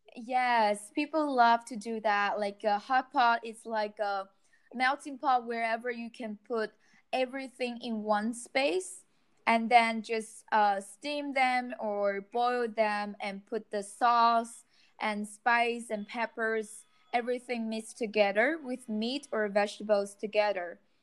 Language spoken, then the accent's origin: English; China; I'm from China